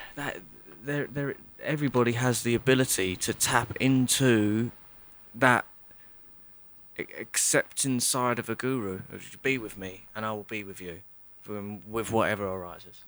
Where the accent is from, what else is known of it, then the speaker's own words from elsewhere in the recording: Chatham, South East England, United Kingdom; I'm from Kent, Chatham, and I'll always sound and look like a traveller